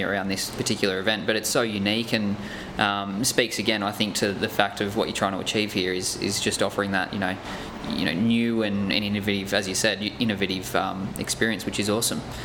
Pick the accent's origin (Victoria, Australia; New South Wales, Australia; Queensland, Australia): New South Wales, Australia; Nelson Bay; my hometown up in Nelson Bay